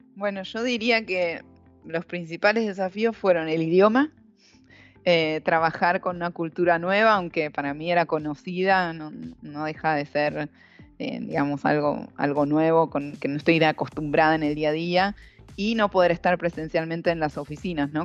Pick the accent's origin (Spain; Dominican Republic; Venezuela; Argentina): Argentina; moved away as an adult; now in Brazil; siendo mujer y siendo argentina en Brasil